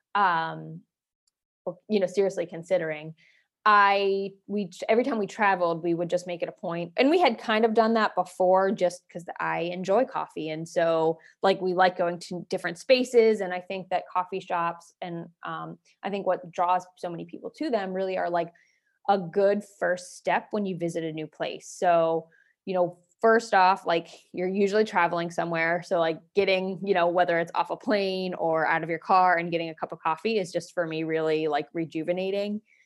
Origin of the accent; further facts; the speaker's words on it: Waynesburg, Pennsylvania, United States; moved away as an adult; now in Erie, United States; I'm an Erie transplant, so I'm originally from Waynesburg, Pennsylvania